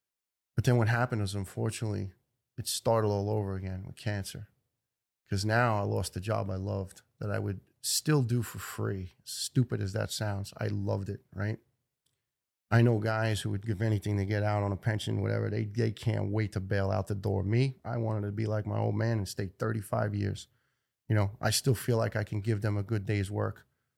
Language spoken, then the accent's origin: English; Ireland; You know, I'm Irish, it's Guinness, and sometimes too much.